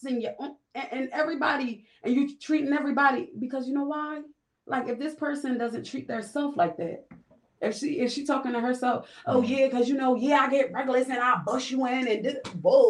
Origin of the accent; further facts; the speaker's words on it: Camden, New Jersey, United States; also born or lived in West Philadelphia; now in Philadelphia, United States; I'm from Camden, New Jersey